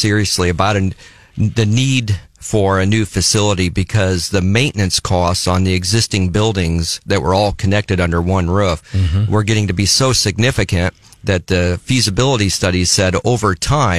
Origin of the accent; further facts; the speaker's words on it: Boone County, Indiana, United States; moved away as an adult; now in Columbia, Missouri, United States; I grew up in Boone County, Indiana, northwest of Indianapolis just a little bit, out in a rural area